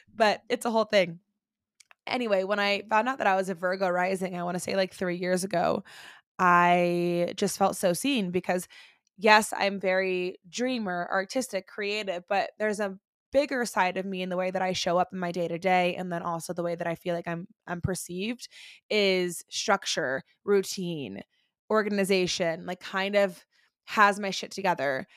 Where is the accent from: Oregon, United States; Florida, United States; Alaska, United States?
Florida, United States; Orlando; now in Denver, United States; I am originally from Orlando, Florida. I currently live in Denver, Colorado, again, with my husband and my two baby boys, but we were born and raised in Orlando, Florida